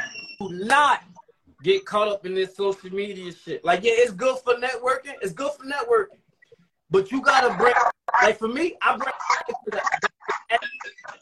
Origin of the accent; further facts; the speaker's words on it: North New Jersey, United States; I'm from North New Jersey.